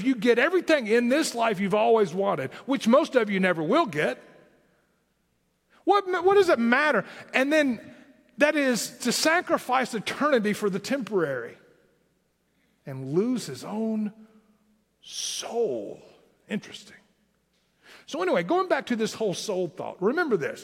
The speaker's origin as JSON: {"language": "English", "region": "southern Tennessee", "country": "United States", "accent": "southern Tennessee", "said": "my southern Tennessee accent"}